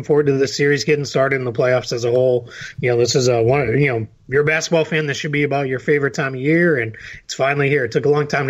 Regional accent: Boston, Massachusetts, United States; accent: Boston; my Boston accent came out there.

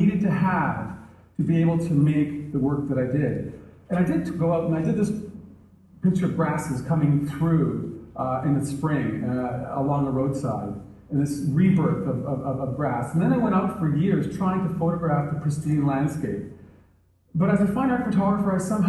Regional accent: Canada; as a Canadian. We had this great north, and there was a pretty small population, and my father was an avid outdoorsman, so I really had a chance to experience

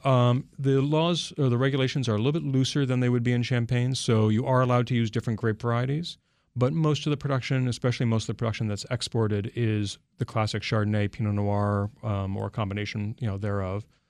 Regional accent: United States; I'm American

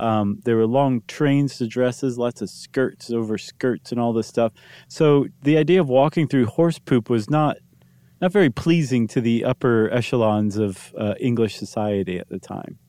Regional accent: Toledo, Ohio, United States; growing up in Toledo

